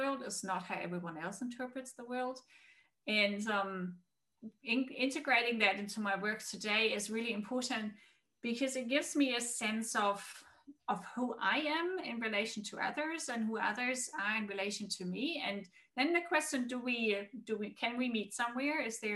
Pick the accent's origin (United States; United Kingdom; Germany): Germany; moved away; also born or lived in Australia; I'm originally from Germany, and my whole family is in Germany